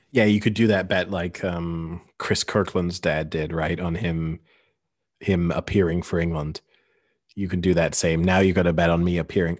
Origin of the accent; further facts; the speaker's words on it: Paris, Île-de-France, France; I was born in Paris, I have avoided ever taking French nationality